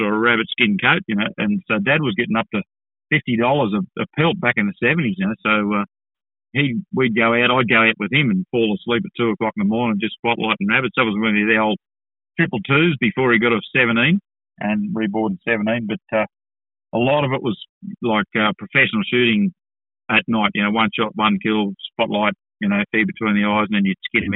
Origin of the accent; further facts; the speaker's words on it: Orange, New South Wales, Australia; I was born in Orange, New South Wales, so I was sort of country born and bred